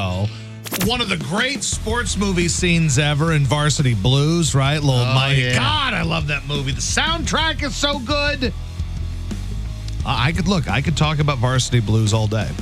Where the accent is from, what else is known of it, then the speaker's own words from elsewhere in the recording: United States; I'm American, U.S.